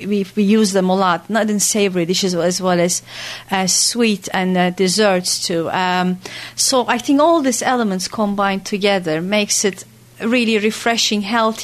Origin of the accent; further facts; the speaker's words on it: Turkey; born or raised there; moved away as an adult; also born or lived in Austin, Texas, United States